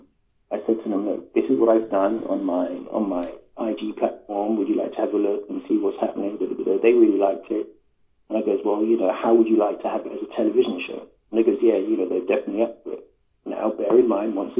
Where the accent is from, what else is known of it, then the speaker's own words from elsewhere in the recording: London, United Kingdom; I'm from London